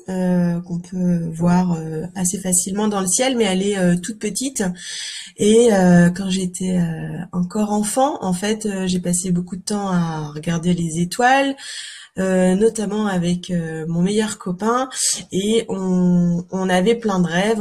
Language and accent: French; Calvados, Normandy, France; moved away as an adult; also born or lived in Paris; now in Cotentin, France; je suis normande en fait euh, de naissance, hein, mais dans le Calvados